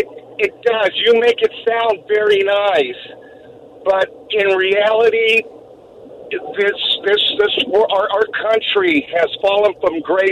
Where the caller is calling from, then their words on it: Pasadena, California, United States; I'm calling from Pasadena.